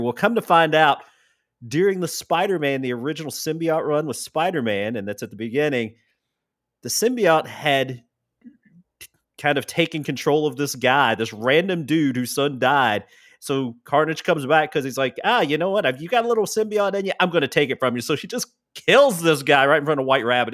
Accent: Tennessee, United States; I'm actually from Tennessee

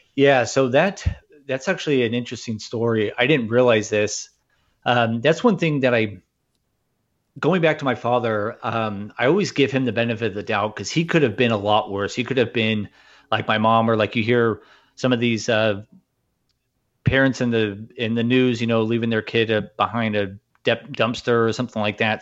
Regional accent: Newport Beach, California, United States; I grew up in Orange County, California, in Newport Beach

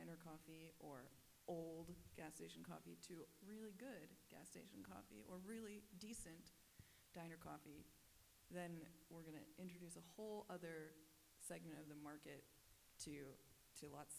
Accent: United States; As an American who is still a relative newcomer to coffee as an industry

